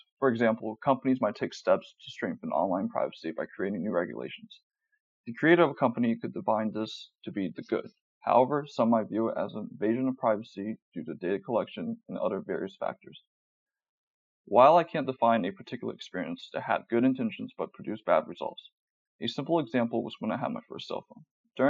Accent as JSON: {"language": "English", "town": "Sacramento", "region": "California", "country": "United States", "said": "I'm an electrical engineering major. I'm from Sacramento, California."}